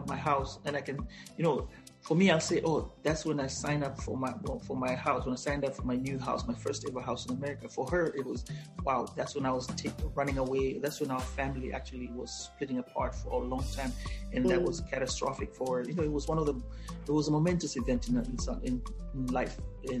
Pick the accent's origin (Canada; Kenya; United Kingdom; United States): Kenya; English is a second language; "Yeah, I'm from Africa." That's what I always say. "I'm from Kenya."